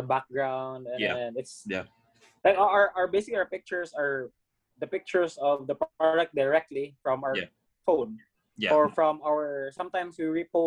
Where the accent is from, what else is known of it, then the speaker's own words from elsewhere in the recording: Cebu City, Central Visayas, Philippines; we grew up in Cebu